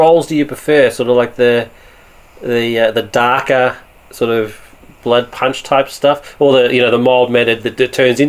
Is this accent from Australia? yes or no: yes; Australia; being Australian